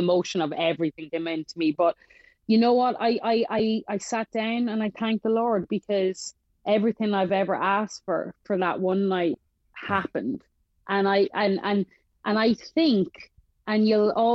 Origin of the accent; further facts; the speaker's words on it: Ireland; I'm from Ireland